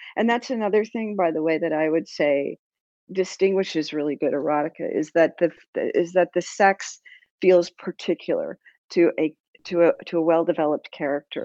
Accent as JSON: {"language": "English", "country": "United States", "said": "I will speak as an American"}